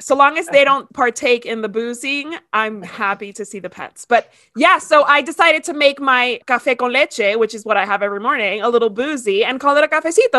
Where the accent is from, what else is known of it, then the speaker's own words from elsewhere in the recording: Miami, Florida, United States; moved away; we're both from Miami.